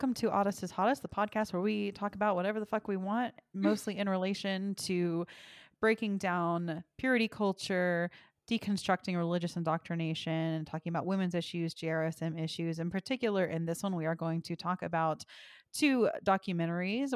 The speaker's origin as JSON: {"language": "English", "region": "Texas", "country": "United States", "tie": "born or raised there", "said": "I was raised in Texas, and I was raised in a First United Methodist church"}